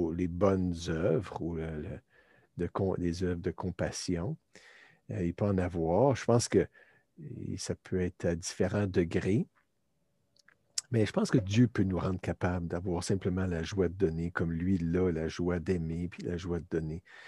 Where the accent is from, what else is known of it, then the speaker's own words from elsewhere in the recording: Canada; also born or lived in Turkey; en revenant au Canada, je suis canadien